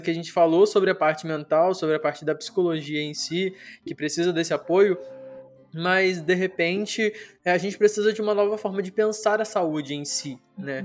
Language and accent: Portuguese; Brazil; Brasil, que é onde eu tô, de onde eu sou, onde eu nasci